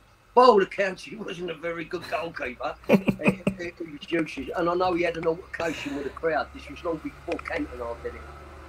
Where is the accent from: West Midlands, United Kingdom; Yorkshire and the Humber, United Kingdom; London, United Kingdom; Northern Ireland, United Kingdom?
London, United Kingdom; Custom House; born there; I was born in Custom House, just over a mile from the ground.